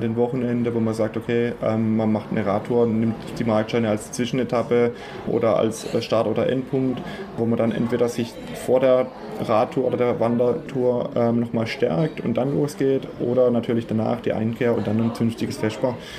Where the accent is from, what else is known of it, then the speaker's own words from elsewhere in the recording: Fischerbach, Baden-Württemberg, Germany; ich bin auf dem Hof, auf dem Ramsteiner Hof in Fischerbach aufgewachsen